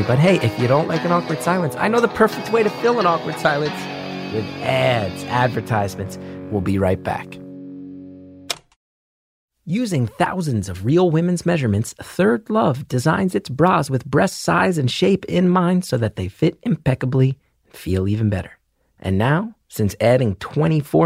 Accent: Northeast, United States; I grew up in the Northeast.

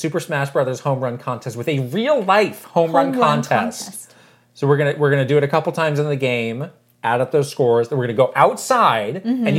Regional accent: San Francisco, California, United States; we're from San Francisco.

